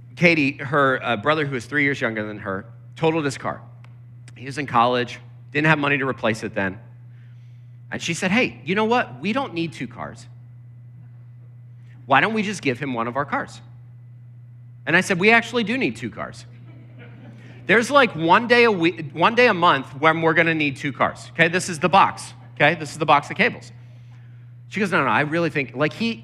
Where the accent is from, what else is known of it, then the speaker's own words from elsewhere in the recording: Lancaster, Pennsylvania, United States; I grew up in Lancaster, Pennsylvania, where, you know, it's just surrounded by farms